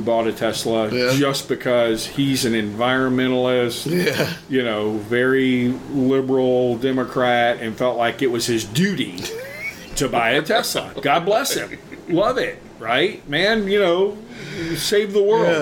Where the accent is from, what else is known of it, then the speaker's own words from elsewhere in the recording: Florida, United States; I'm from Florida